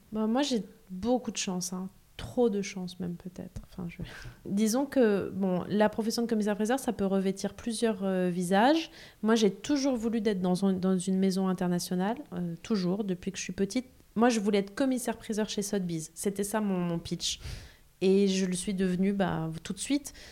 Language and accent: French; Aix-en-Provence, Provence-Alpes-Côte d'Azur, France; j'ai grandi en province, à Aix-en-Provence